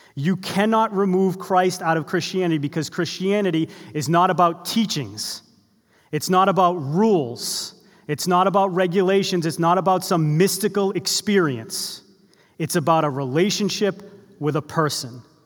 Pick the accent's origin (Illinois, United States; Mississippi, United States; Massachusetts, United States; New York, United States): Massachusetts, United States; Boston; I grew up in the Boston area